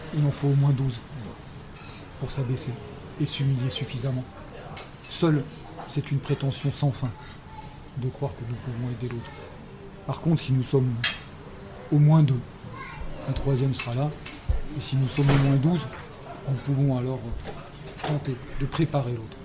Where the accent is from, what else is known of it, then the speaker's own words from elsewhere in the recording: France; moved away; also born or lived in a Germanic country (14 years); je suis français, ayant vécu 14 ans dans un pays germanique